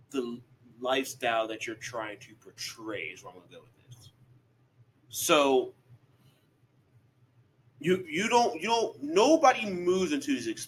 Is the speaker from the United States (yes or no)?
yes; Penn Hills, Pennsylvania, United States; we grew up in Penn Hills